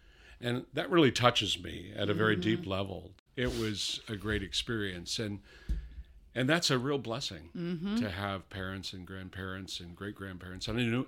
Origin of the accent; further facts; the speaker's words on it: New York, United States; born there; Born in Western New York, south of Buffalo. Upstate New York.